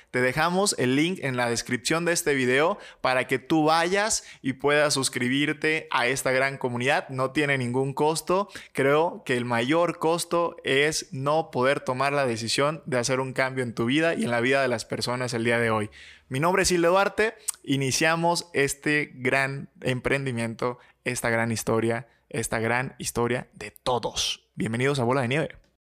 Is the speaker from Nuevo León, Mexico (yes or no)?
no; Michoacán, Mexico; soy mexicano, soy michoacano